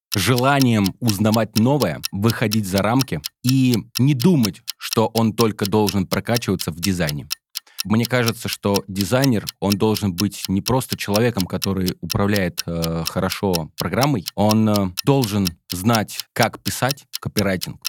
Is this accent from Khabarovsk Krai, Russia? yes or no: no; Smolensk, Smolensk Oblast, Russia; Я сам родом из Смоленска